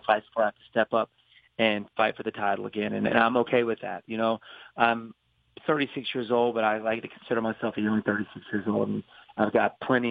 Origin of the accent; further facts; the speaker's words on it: Greenville, South Carolina, United States; That's where I was born and raised.